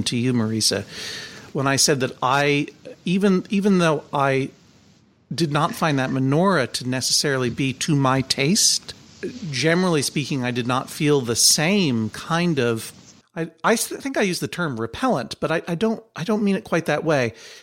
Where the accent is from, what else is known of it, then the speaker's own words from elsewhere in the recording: Brookline, Massachusetts, United States; growing up in Brookline, Massachusetts